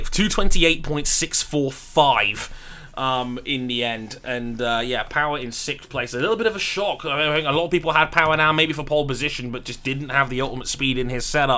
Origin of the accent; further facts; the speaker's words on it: United Kingdom; I'm the British guy.